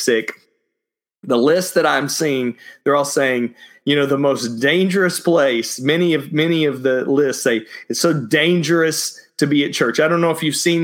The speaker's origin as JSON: {"language": "English", "town": "Dallas", "region": "Texas", "country": "United States", "tie": "born or raised there", "also_born_or_lived": "Austin, Texas", "said": "where I grew up in Dallas, you have all of these churches that had steeples on them"}